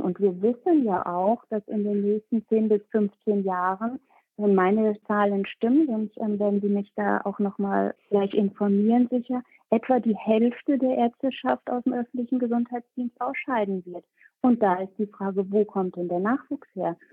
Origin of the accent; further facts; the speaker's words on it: Bremen, Germany; Bremen, mein Bundesland, äh, mein Heimatbundesland